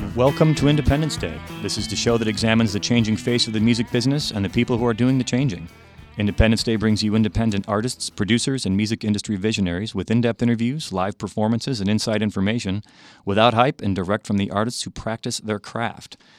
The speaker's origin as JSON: {"language": "English", "town": "Chicago", "region": "Illinois", "country": "United States", "tie": "born or raised there", "said": "I was raised in Chicago, but had relatives in the South"}